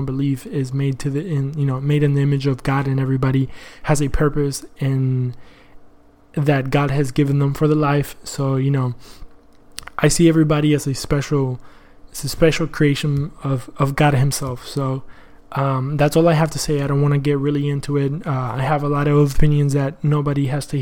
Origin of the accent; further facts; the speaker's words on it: Argentina; now in United States; I'm from Argentina